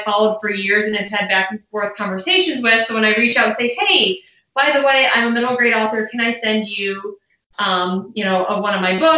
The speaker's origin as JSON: {"language": "English", "town": "Chicago", "region": "Illinois", "country": "United States", "moved": "yes", "said": "I'm originally from the Chicago area-ish"}